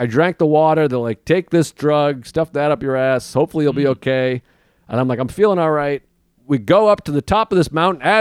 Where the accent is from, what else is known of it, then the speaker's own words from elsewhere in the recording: New York, United States; I'm a New Yorker